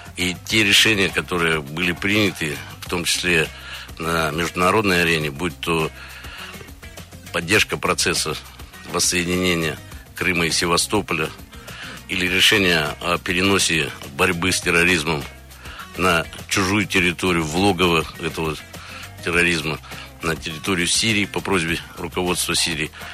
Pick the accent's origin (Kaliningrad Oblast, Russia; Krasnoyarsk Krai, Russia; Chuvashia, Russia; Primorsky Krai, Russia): Krasnoyarsk Krai, Russia; now in Moscow, Russia; я родился в Красноярском крае